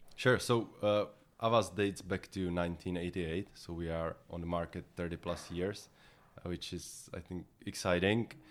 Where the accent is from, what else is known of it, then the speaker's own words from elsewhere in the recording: Czechia; I'm from the Czech Republic